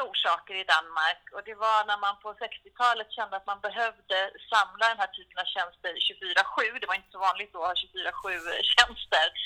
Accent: Sweden; jag är svensk.

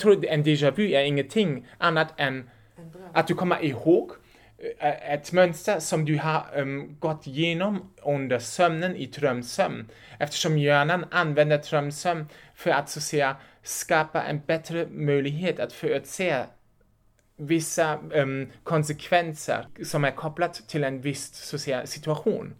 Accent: Germany; accent: German; Swedish is a second language; moved away as an adult; also born or lived in Lübeck, Germany; now in Uppsala, Sweden; Jag är en tysk och därför låter jag som jag låter

